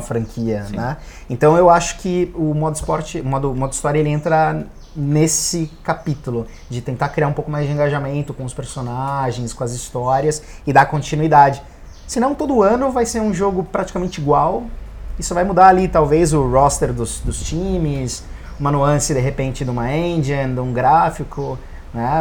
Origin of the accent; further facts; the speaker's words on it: Brazil; Como brasileiro